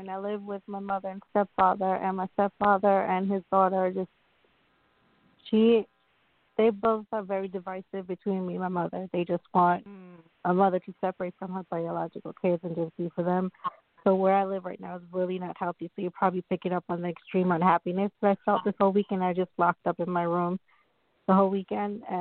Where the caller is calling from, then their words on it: New York, United States; I'm calling from New York